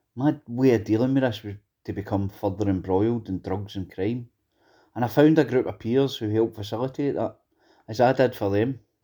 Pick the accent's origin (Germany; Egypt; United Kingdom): United Kingdom; Greenock, Scotland; I grew up in Greenock.